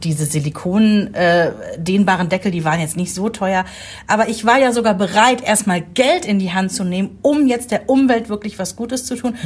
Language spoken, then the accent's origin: German; Germany; ist seit über zehn Jahren Bürgermeister in meiner Heimatstadt